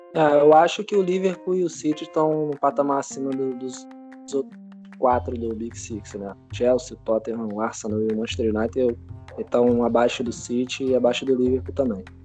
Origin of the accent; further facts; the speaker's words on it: Rio de Janeiro, Brazil; Sou carioca.